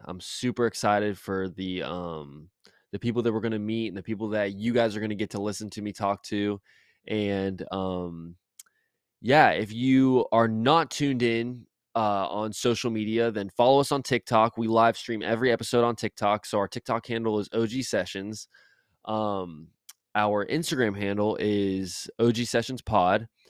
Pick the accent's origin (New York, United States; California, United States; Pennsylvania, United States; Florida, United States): Florida, United States; Jacksonville; born and raised in Jacksonville my whole life, Jacksonville, Florida, shout out Duval